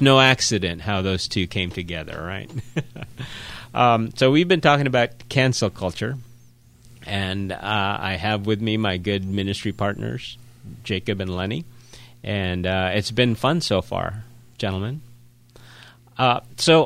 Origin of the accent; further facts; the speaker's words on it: Philippines; now in United States; I grew up in the Philippines